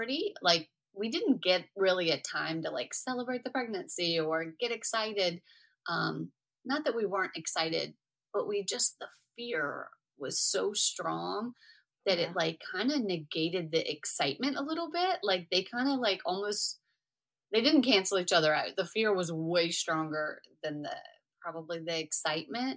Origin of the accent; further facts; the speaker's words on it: New Orleans, Louisiana, United States; also born or lived in Houston, Texas; we're from New Orleans